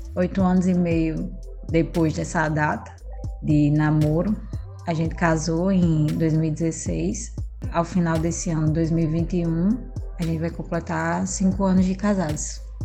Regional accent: Natal, Rio Grande do Norte, Brazil; Eu nasci em Natal, fui criada em Natal também

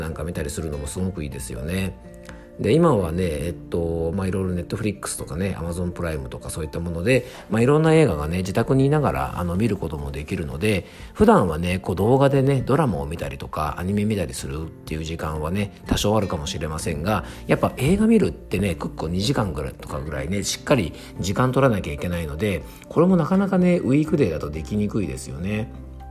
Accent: Yamanashi, Japan; 僕の地元の山梨県のですね

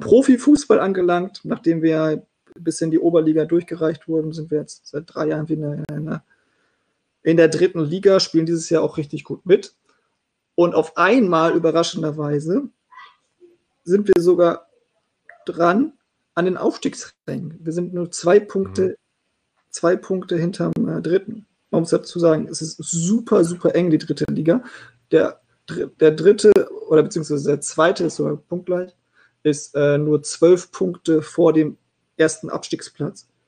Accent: Meppen, Lower Saxony, Germany; aufgewachsen im Emsland, genauer gesagt in Metten

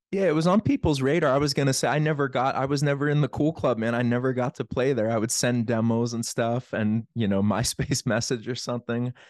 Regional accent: Plum, Pennsylvania, United States; I grew up in Plum

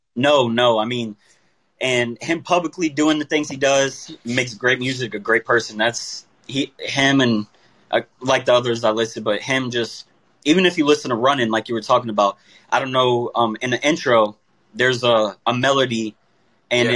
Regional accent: Tampa, Florida, United States; I'm from Tampa, Florida

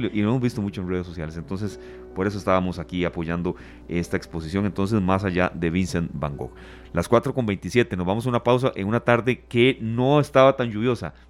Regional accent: Costa Rica; somos los ticos

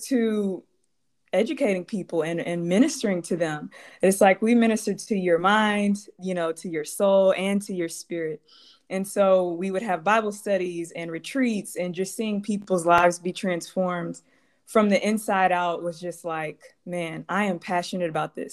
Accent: Baton Rouge, Louisiana, United States; moved away as an adult; now in Chicago, United States; I grew up in Baton Rouge

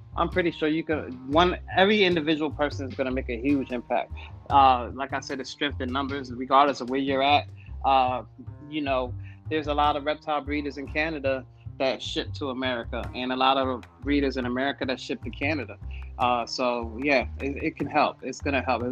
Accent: New York City, New York, United States; moved away as an adult; now in Virginia, United States; I'm originally from New York. I'm from Brooklyn, New York. Uh, I I've, I've been in Virginia for about the past three to four years

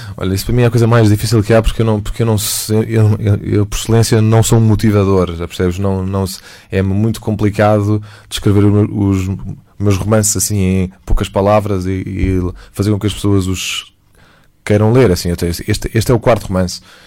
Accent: Portugal; also born or lived in United States; eu sou português

